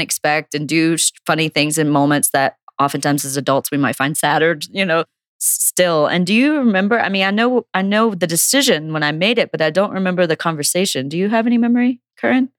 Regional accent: Logan, West Virginia, United States; growing up in Logan, West Virginia.

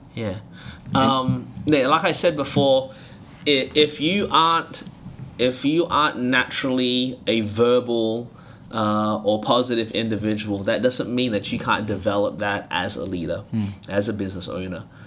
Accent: Melbourne, Victoria, Australia; moved away as an adult; now in Anderson, United States; born and raised in Melbourne, Australia

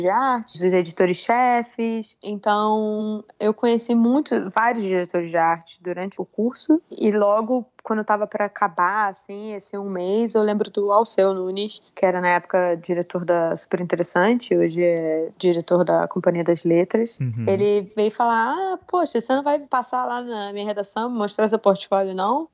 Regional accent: Rio de Janeiro, Brazil; moved away as an adult; also born or lived in São Paulo; now in New York, United States; eu saí do Rio assim que me formei

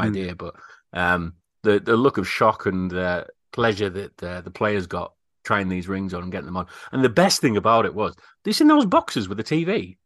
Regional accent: United Kingdom; We're very British

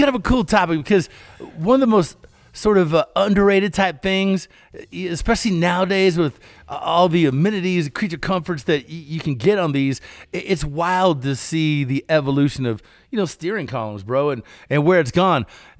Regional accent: Kentucky, United States; Because this is something that every one of our farm vehicles had growing up in Kentucky.

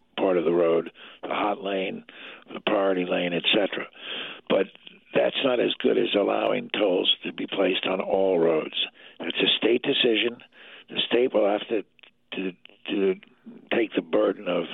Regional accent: Pennsylvania, United States; my home state of Pennsylvania

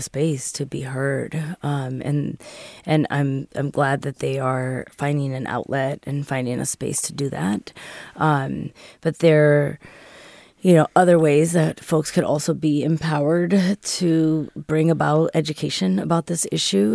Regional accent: San Francisco, California, United States; born and raised here in, in La Mision in San Francisco

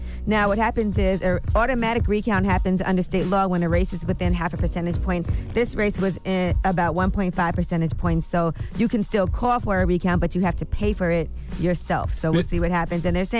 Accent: Brooklyn, New York, United States; I'm from Brooklyn. I go to the games.

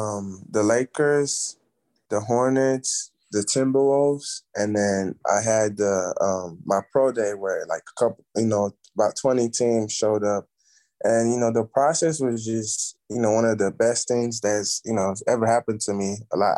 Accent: Nigeria; But back home, like my first time even seeing a basketball like court, it was I was staying at this hotel

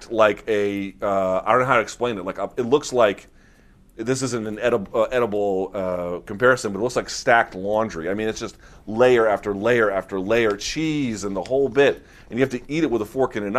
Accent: United States; also born or lived in Washington, D.C.; as an American

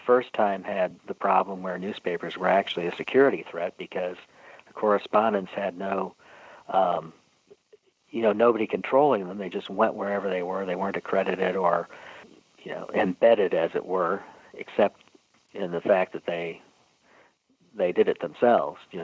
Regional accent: St. Louis, Missouri, United States; where I grew up in St. Louis

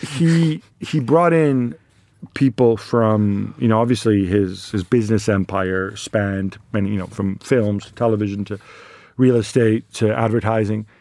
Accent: Milan, Lombardy, Italy; when we're from Milan

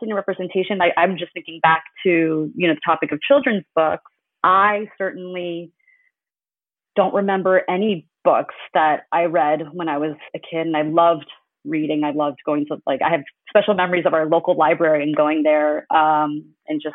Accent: United States; I was born in the U.S. and I grew up in the U.S.

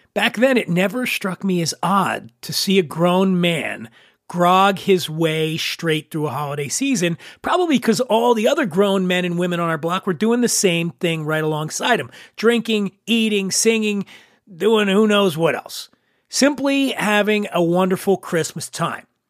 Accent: Philadelphia, Pennsylvania, United States; now in New York, United States; my fondest memories growing up in Philly

